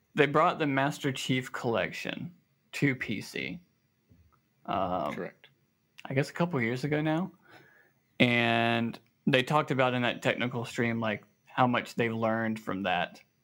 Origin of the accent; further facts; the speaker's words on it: the South, United States; here in the South we say y'all